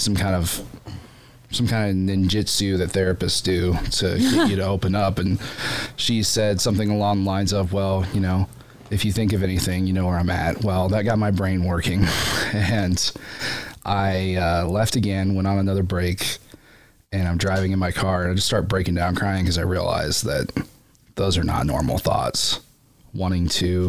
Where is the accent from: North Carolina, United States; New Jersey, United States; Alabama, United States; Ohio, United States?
Ohio, United States; Bucyrus; moved away as an adult; now in Findlay, United States; I live here in Finley, but I grew up in Bucyrus, as an only child.